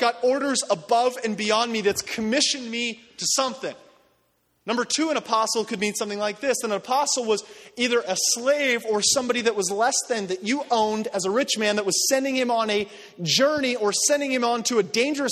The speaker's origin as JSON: {"language": "English", "country": "United States", "said": "American Christians"}